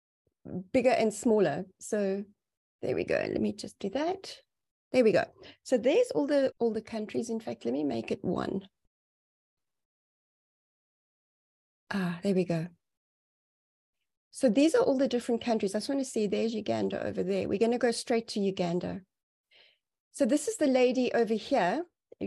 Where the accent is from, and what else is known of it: South Africa